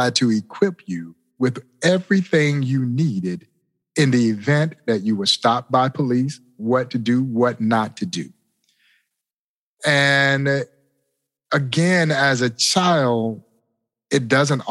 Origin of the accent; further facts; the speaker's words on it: Crawfordville, Georgia, United States; my childhood, growing up in Crawfordville, Georgia